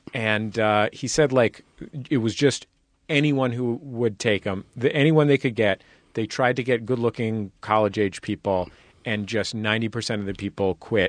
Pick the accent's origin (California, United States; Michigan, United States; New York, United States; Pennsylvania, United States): California, United States; San Francisco; San Francisco.